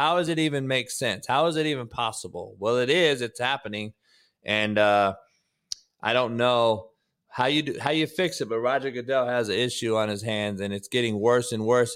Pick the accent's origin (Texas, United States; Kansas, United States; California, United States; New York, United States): California, United States; Compton; I grew up in Compton